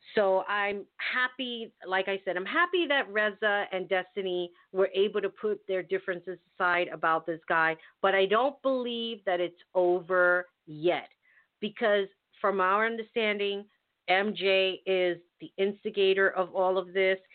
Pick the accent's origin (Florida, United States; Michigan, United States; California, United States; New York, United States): New York, United States; New York City; when I was growing up in the Bronx, we had everybody